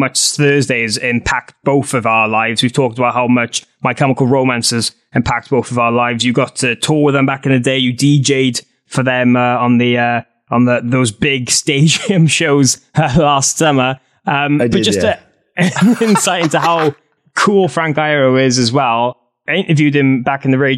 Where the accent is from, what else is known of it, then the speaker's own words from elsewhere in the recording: Wales, United Kingdom; I'm this Welsh idiot